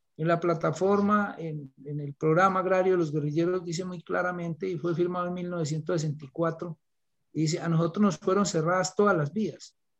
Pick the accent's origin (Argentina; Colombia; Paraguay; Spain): Colombia; como profesor de, de vereda, como decimos acá nosotros